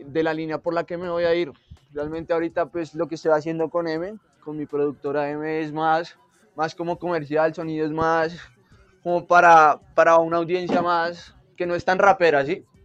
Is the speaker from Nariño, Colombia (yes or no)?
no; Bogotá, Colombia; also born or lived in Argentina; yo soy bogotano, yo soy Rola